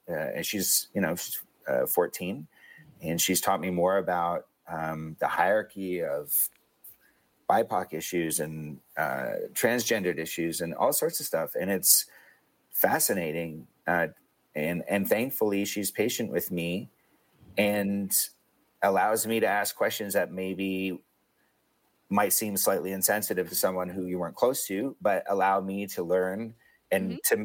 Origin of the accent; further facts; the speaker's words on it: Hamilton, Ontario, Canada; three white guys from my hometown of Hamilton